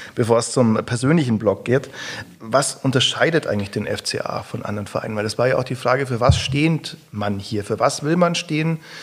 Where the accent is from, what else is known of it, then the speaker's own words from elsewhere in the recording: Augsburg, Bavaria, Germany; Aus also Augsburg, dann musst du sagen, ja, ist bei München